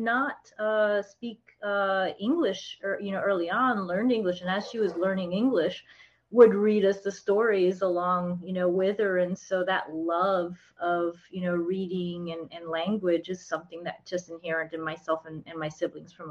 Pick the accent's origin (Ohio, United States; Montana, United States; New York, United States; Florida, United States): Florida, United States; South; also born or lived in Texas / Orlando, Florida; I grew up in South Florida. Yes, I'm in Orlando now